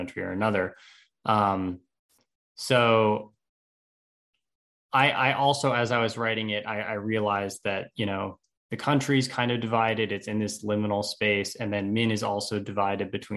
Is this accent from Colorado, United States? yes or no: no; Nyack, New York, United States; I grew up in Nyack, which is kind of just outside the city